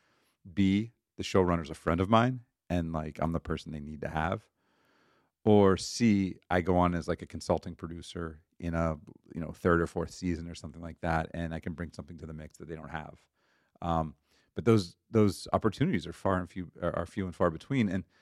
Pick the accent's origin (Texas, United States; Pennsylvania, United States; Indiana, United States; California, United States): Pennsylvania, United States; Pittsburgh; moved away as an adult; also born or lived in Cleveland, Ohio; I grew up in Pittsburgh, Pennsylvania.